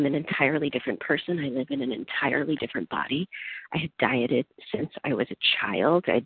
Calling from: California, United States; I'm calling in from California.

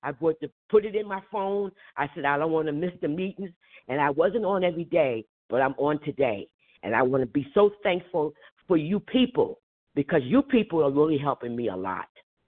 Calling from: New Jersey, United States; I'm from New Jersey

